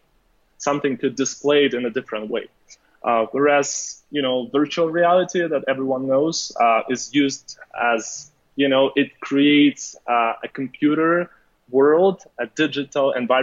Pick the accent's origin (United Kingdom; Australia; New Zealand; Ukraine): Ukraine; moved away as an adult; now in Los Angeles, United States; I'm from Ukraine. So basically, I moved to Los Angeles more than 2 years